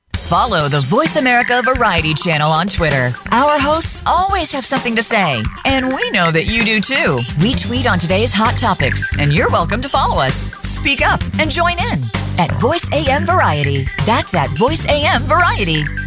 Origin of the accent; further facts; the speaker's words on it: United States; I'm American born